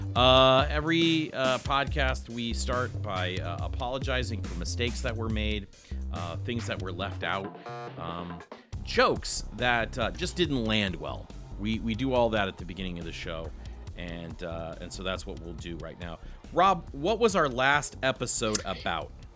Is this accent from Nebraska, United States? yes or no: yes; Nebraska, United States; We're both from Nebraska.